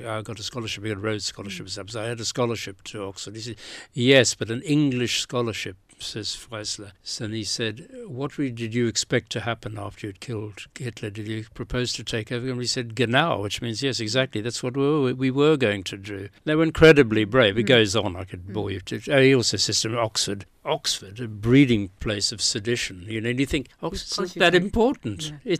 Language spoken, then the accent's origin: English; South Africa; when I came from South Africa, I didn't really, in South Africa, the alternatives were to be part of the ANC